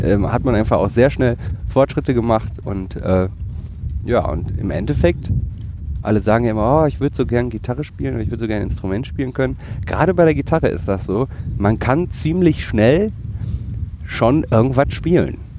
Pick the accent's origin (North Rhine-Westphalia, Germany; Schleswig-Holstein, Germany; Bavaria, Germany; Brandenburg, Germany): North Rhine-Westphalia, Germany; Bottrop; in meiner Heimatstadt äh, im Ruhrgebiet Bottrop